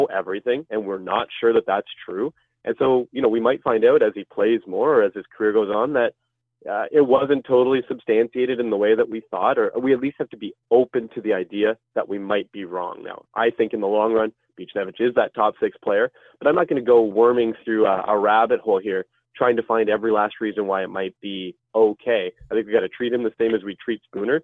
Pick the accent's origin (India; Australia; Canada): Canada; Ottawa, Ontario; I'm from the Ottawa area